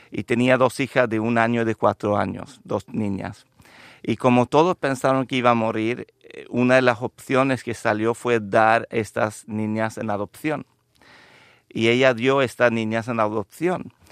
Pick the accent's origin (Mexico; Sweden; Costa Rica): Sweden; Lapland; also born or lived in Andalusia, Spain; Yo soy sueco de nacimiento